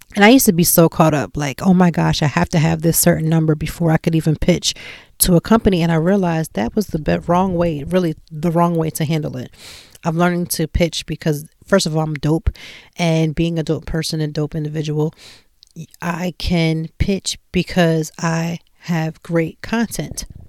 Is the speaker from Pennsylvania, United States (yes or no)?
yes; Lancaster, Pennsylvania, United States; moved away as an adult; now in Philadelphia, United States; I'm not from Philadelphia and I was in Lancaster and, you know, we're a little town and I came in and I'm moving to this big city